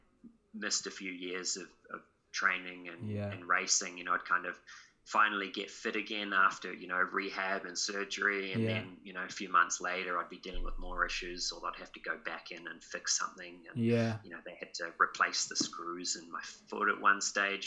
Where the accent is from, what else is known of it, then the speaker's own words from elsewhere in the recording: New Zealand; moved away as an adult; also born or lived in Netherlands; now in London, United Kingdom; I am a Kiwi